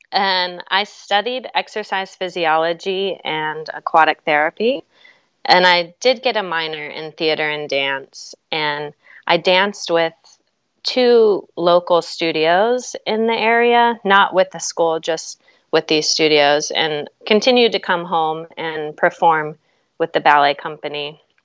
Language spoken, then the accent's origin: English; Charleston, West Virginia, United States; moved away as an adult; also born or lived in New York City; I grew up in Charleston, West Virginia.